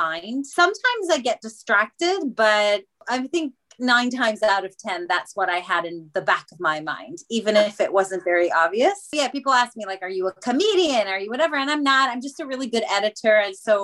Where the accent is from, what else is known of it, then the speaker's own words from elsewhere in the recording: Israel; moved away as an adult; now in England; I was born in Israel, which maybe is something that not everybody knows. I moved to England when I was 30